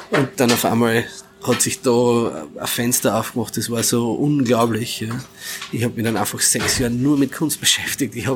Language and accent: German; Carinthia, Austria; das dann quasi bei uns daheim in Kärnten wieder am Anfang nur quasi in, als Zeichnung oder Malerei und dann immer mehr auf Kinderzimmerwände und im Keller